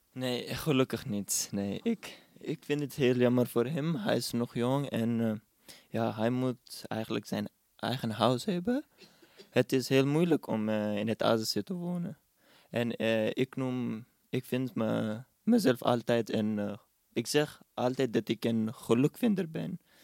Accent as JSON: {"language": "Dutch", "country": "Pakistan", "second_language": "Dutch", "moved": "yes", "lives_now": "Netherlands", "said": "als iemand aan mij vraagt waar ik vandaan kom, dan zeg ik Pakistan"}